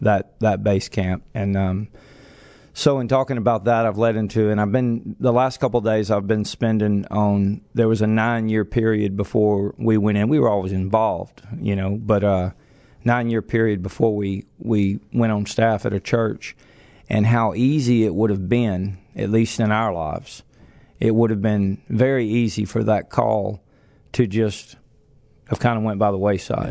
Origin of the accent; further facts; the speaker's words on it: Lake Charles, Louisiana, United States; also born or lived in Reeves, Louisiana / Kinder, Louisiana; We were raised in Lake Charles, and, um, I was a teenager.